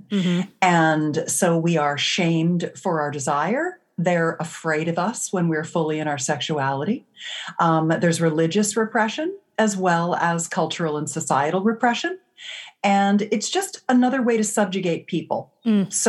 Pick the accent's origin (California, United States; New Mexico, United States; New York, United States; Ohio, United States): California, United States; I come from the Silicon Valley of California